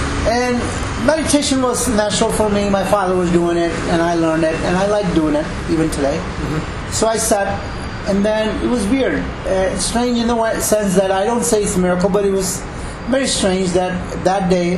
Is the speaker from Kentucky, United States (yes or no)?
no; Chicago, Illinois, United States